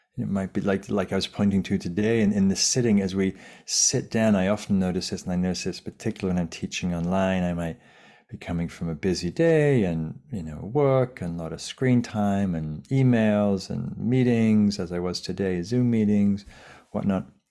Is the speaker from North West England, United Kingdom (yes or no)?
yes; Lake District, North West England, United Kingdom; now in Sausalito, United States; in the fells of, of northern England where I grew up in the Lake District.